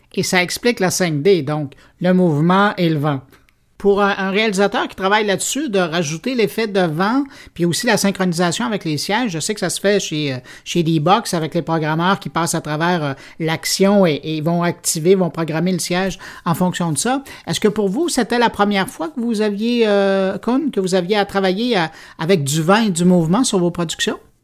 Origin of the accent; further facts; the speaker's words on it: Montreal, Quebec, Canada; chez nous à Montréal